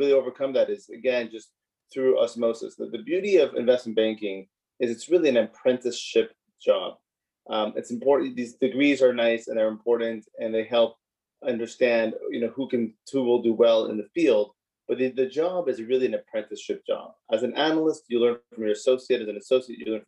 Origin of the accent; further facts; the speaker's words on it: Montreal, Quebec, Canada; I grew up in Montreal, born and raised in Montreal